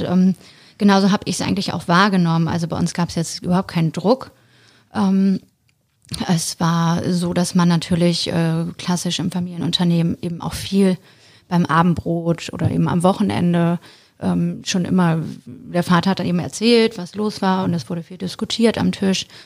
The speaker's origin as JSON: {"language": "German", "region": "Bremen", "country": "Germany", "tie": "born or raised there", "moved": "as an adult", "lives_now": "Hamburg, Germany", "said": "Ich ähm, bin ursprünglich gebürtige Bremerin"}